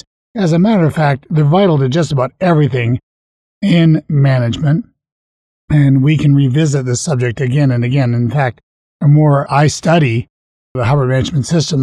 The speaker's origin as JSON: {"language": "English", "country": "Canada", "said": "I'm a Canadian"}